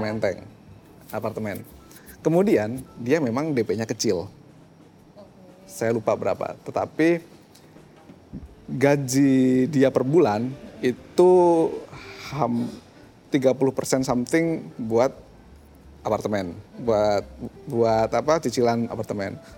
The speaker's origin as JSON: {"language": "Indonesian", "town": "Magelang", "region": "Central Java", "country": "Indonesia", "said": "sangat berbeda pertumbuhan rumah di Jakarta sama pertumbuhan rumah di katakanlah di kota saya di Magelang"}